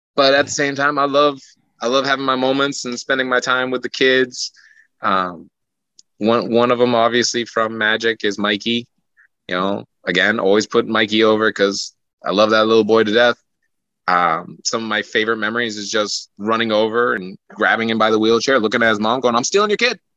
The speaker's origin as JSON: {"language": "English", "region": "Maine", "country": "United States", "moved": "yes", "said": "I'm from Maine originally"}